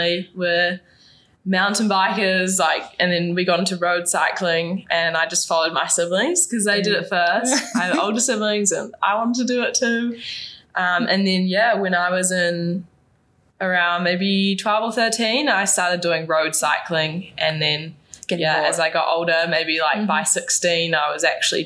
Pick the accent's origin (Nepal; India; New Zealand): New Zealand; Auckland; I'm from Auckland, New Zealand